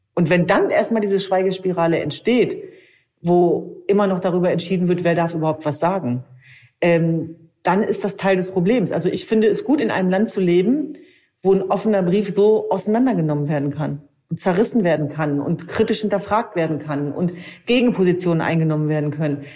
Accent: Germany; uns als Deutsche

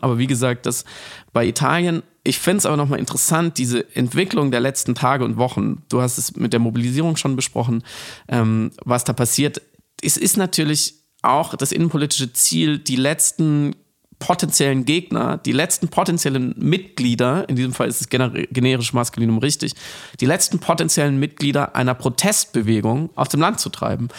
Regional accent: Germany; ich als Deutscher

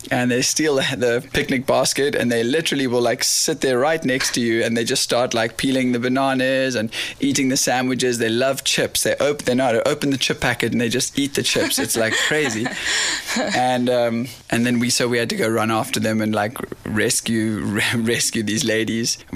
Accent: Kommetjie, Western Cape, South Africa; like i'm from the south the deep south and down there is like the village i'm from Kommetjie Noordhoek cape point um, there's a whole bunch of these little towns which are right at the tip of cape town which is essentially right at the tip of south africa

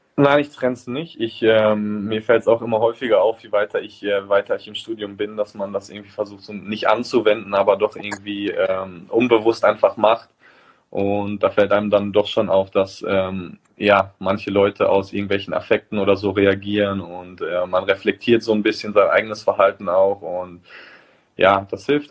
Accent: Germany; now in Bergamo, Italy; ich noch nie in meinem Heimatland Fußball gespielt habe

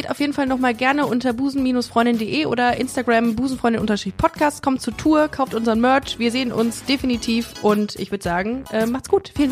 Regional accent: Switzerland; Vielleicht denken die auch nur, du bist super reich als, als, als Schweizer.

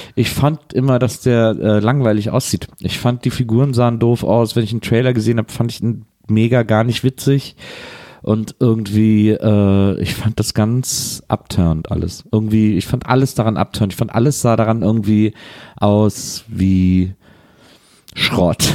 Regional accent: Wesseling, North Rhine-Westphalia, Germany; ich war heute in Wesseling. Ich war heute in der Stadt, in der ich groß ja, geworden bin

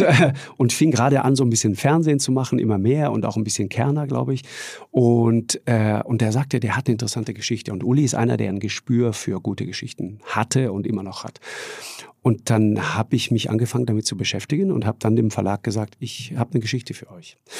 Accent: Tyrol, Austria; bei uns in Tirol wird auch immer sofort geduzt

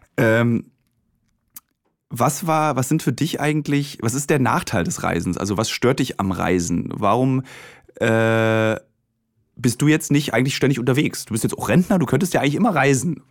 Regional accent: Germany; mein Vater und ich, wir sind beide in der DDR geboren

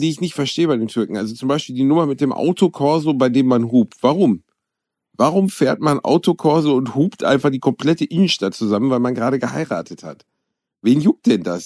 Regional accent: Gelsenkirchen, North Rhine-Westphalia, Germany; ich komme aus Gelsenkirchen

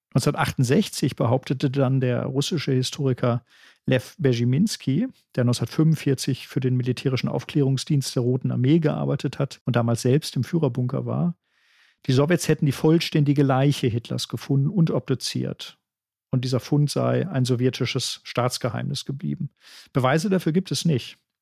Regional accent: Germany

